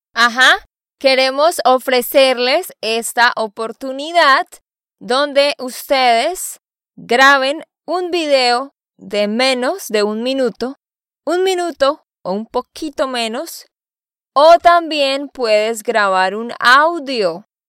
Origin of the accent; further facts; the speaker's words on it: Bucaramanga, Santander, Colombia; moved away as an adult; also born or lived in Barranquilla, Colombia; now in United States; Después vivimos en el campo por cinco años y después nos fuimos a la ciudad de Bucaramanga y allá terminé mis estudios